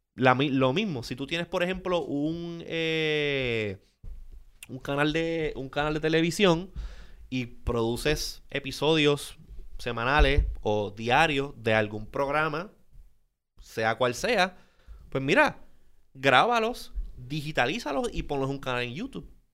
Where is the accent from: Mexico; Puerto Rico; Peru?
Puerto Rico; Puerto Rico es, estamos, O sea, somos parte de la Unión Americana